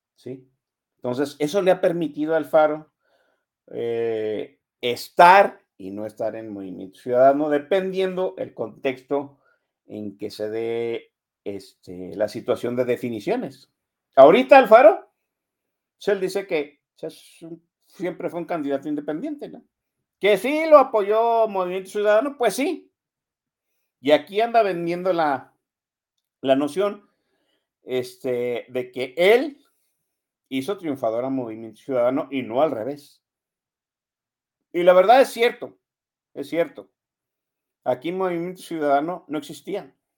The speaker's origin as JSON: {"language": "Spanish", "town": "Guadalajara", "region": "Jalisco", "country": "Mexico", "tie": "born or raised there", "said": "Desde que yo vivo aquí, desde que yo tengo existencia, aquí nací en Guadalajara, hace 50 años que nací aquí"}